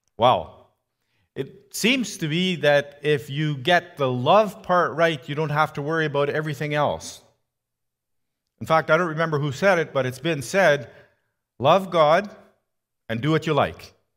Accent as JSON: {"language": "English", "country": "Canada", "said": "I was from Canada"}